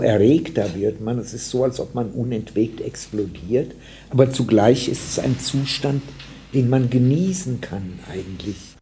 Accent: Staufenberg, Hesse, Germany; moved away; also born or lived in Frankfurt / Uzès, France; Das Dorf meiner Kindheit ist Stauffenberg im Kreis Gießen

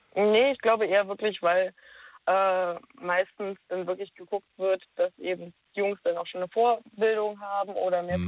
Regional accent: near Stendal, Saxony-Anhalt, Germany; moved away as an adult; now in Berlin, Germany; komm aus der Nähe von Stendal

